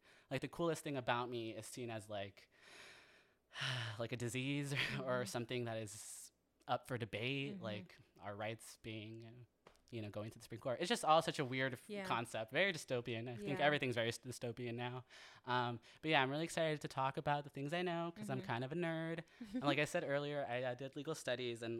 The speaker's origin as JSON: {"language": "English", "town": "San Jose", "region": "California", "country": "United States", "tie": "born or raised there", "also_born_or_lived": "Santa Cruz, California", "said": "I grew up in San Jose, California"}